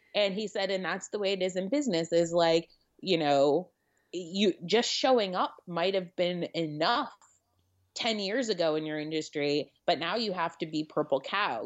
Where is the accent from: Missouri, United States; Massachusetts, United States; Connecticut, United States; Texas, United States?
Connecticut, United States; now in New York City, United States; I grew up in Connecticut